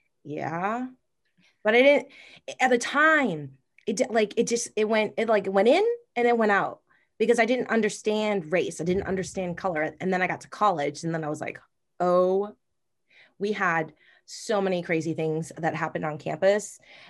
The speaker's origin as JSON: {"language": "English", "region": "Massachusetts", "country": "United States", "said": "Like, I'm from Massachusetts. I do not have a Massachusetts accent. Thank God. My brother does. My mom does."}